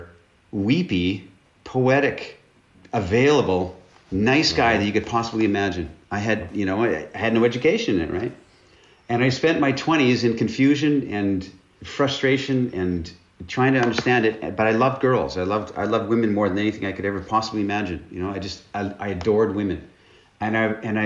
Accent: northern British Columbia, Canada; moved away as an adult; now in Romania; I'm Canadian, and I grew up in the north, in northern British Columbia, in Canada, basically in the wilderness

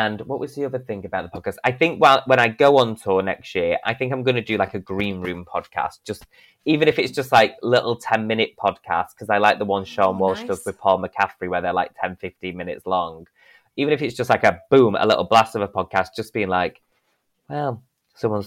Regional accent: Denton, North West England, United Kingdom; accent: northern; I'm this boy from Denton

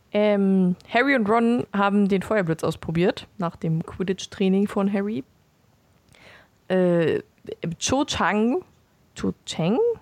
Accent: Beelitz, Brandenburg, Germany; ich bin nicht in Belitz geboren, aber aufgewachsen

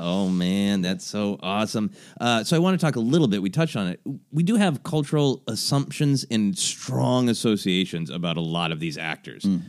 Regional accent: Minneapolis, Minnesota, United States; at the Guthrie in my hometown of Minneapolis

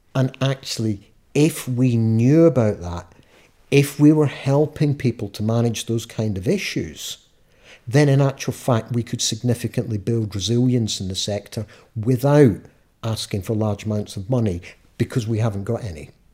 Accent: Scot, Scotland, United Kingdom; being a Scot, we've got our own laws

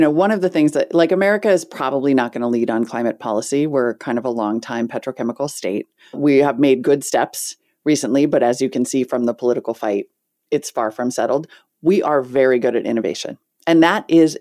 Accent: Montana, United States; I grew up in Montana

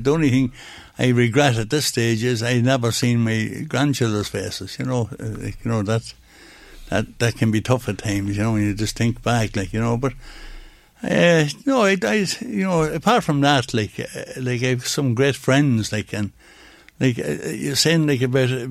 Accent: Dundalk, Leinster, Ireland; A place called Lisdoo. It's on the Newry Road

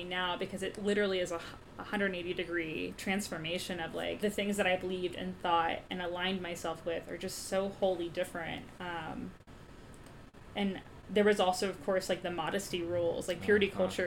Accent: Texas, United States; I grew up in Texas

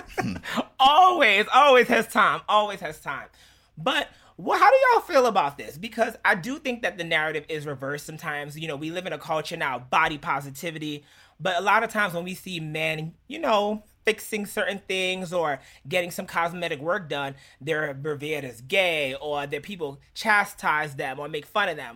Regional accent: Jamaica; Being Jamaican is cool as shit

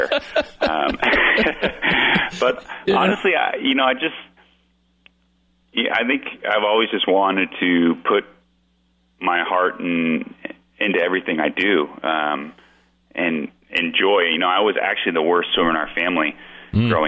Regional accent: Florida, United States; born there; You know, actually, I was born in Florida, Marty.

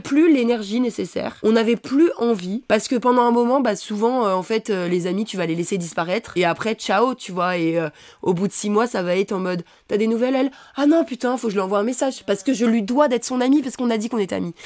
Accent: Savoie, Auvergne-Rhône-Alpes, France; now in Paris, France; je viens pas de Paris donc mes parents ils habitent euh, en Savoie

